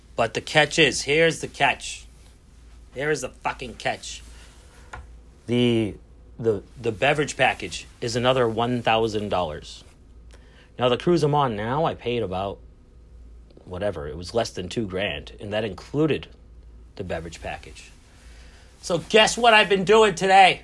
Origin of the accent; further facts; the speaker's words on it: Lynn, Massachusetts, United States; I am from Lynn